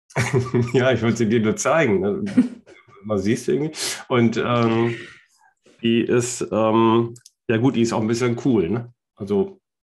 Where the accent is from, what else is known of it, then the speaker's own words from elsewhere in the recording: Germany; wir als Deutsche